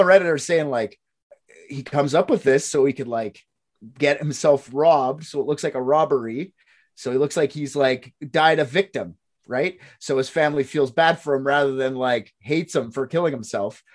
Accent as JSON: {"language": "English", "country": "Canada", "said": "I'm the Canadian."}